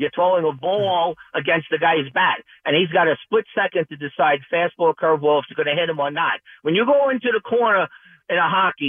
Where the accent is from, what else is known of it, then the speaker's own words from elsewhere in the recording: New York City, New York, United States; I grew up in Brooklyn playing every sport